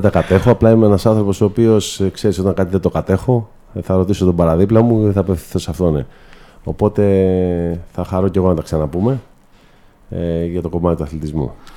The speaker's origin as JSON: {"language": "Greek", "town": "Corinth", "region": "Peloponnese", "country": "Greece", "said": "θέλω πραγματικά να βοηθήσω την πόλη μου πρώτα απ' όλα ε, τους συμπολίτε μου"}